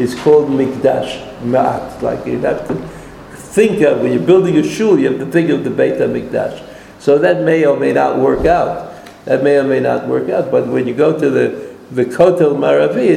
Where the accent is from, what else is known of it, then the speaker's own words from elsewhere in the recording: New York, United States; now in Israel; I didn't grow up in America, I grew up in New York